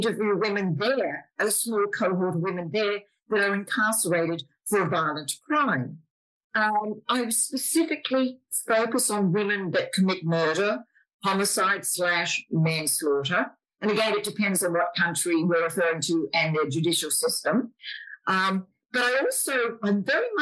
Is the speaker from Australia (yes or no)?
yes; Australia; moved away as an adult; now in Pennsylvania, United States; I'm an Aussie, originally from Australia